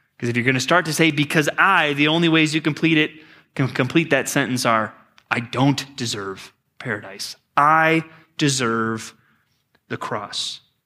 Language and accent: English; Texas, United States; growing up as a pastor's kid in Texas, I mean, we had everything we needed